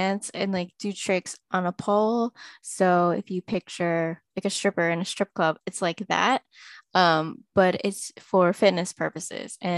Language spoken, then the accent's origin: English; Syracuse, New York, United States; also born or lived in Jiangxi Province, China; now in Boston, United States; I grew up in like upstate New York around Syracuse